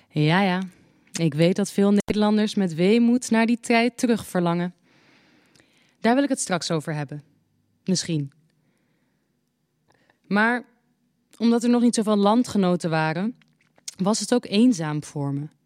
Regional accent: Morocco; We leerden elkaar kennen in Marokko, waar ik geboren ben. Het was in de tijd dat Frankrijk het voor het zeggen had.

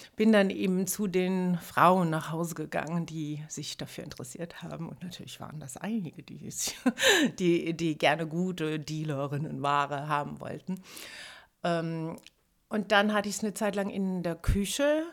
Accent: Germany; moved away as an adult; also born or lived in Trier; now in Berlin, Germany; Weil das relativ nahe da war, wo ich aufgewachsen bin

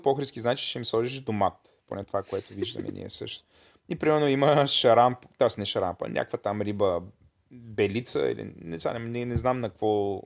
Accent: Bulgaria; съм българин

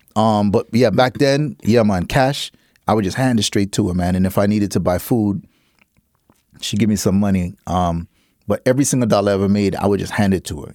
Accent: Miami, Florida, United States; also born or lived in Half Way Tree, Jamaica / Connecticut / Brooklyn, New York; growing up in Miami where it's just a real, even though I grew up in the the, the hardcore Jamaican side of Miami. I grew up in this area named Carroll City

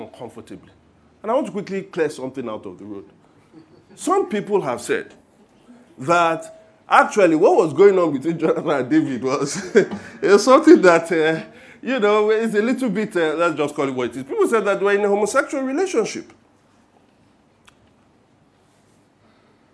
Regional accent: Nigeria; being Nigerian Christians

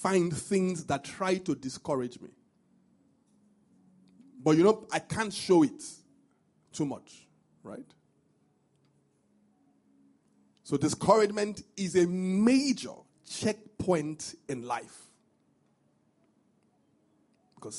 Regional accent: Benin City, Edo, Nigeria; moved away; when I was growing up, I grew up in Benin

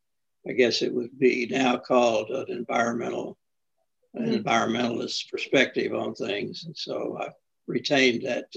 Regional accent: Little Rock, Arkansas, United States; I was born and grew up in Arkansas

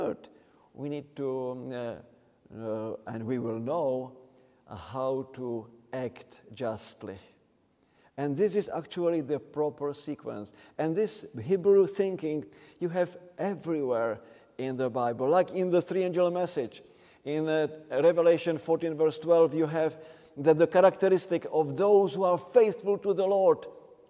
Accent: Czechia; I am from the Czech Republic

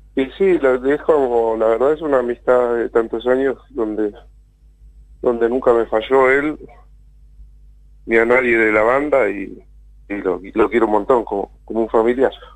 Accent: El Bolsón, Río Negro, Argentina; also born or lived in Golondrinas, Chubut; se me quemó mi pueblo natal

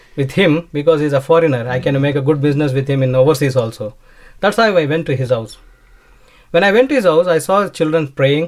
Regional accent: India; I was having my own IT recruitment company in India

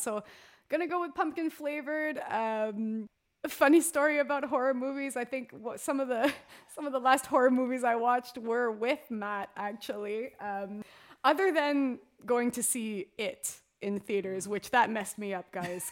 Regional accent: Canada; being that Canadian hockey girl through and through.

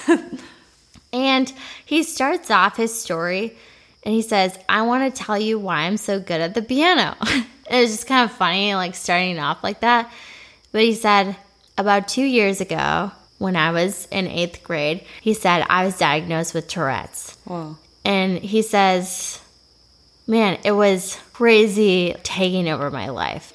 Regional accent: Bemidji, Minnesota, United States; I am from Bemidji, Minnesota. It's a great place in northern Minnesota

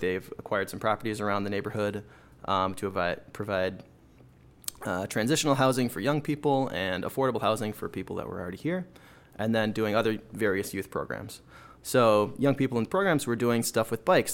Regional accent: Plymouth, Minnesota, United States; I grew up in, uh, Minnesota, up here in the north, on the suburbs of Minneapolis, uh, the western burbs in a small, well, in a giant suburb called Plymouth, Minnesota

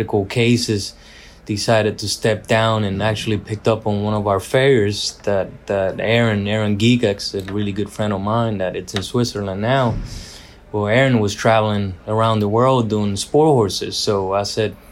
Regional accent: Puerto Rico; I was born and raised in Puerto Rico with Paso Fino horses.

